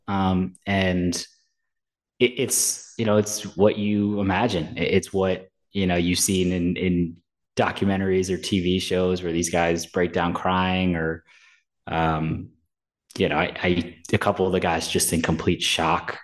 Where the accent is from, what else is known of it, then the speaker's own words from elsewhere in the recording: New York, United States; I'm from New York.